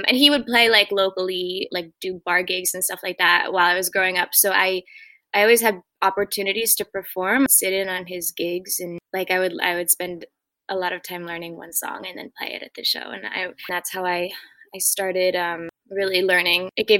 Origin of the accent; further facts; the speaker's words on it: Martha's Vineyard, Massachusetts, United States; I'm from Massachusetts, from Martha's Vineyard, Massachusetts. It's where I am right now. I grew up here on Martha's Vineyard.